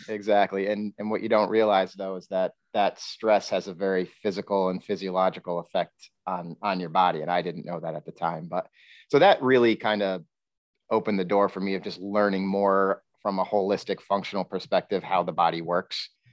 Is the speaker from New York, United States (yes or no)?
yes; Queensbury, New York, United States; I'm originally from Queensbury, uh, New York